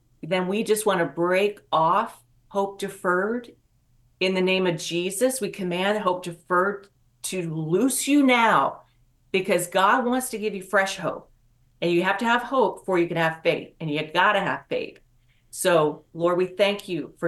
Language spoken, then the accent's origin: English; West Virginia, United States; moved away; I'm from West Virginia originally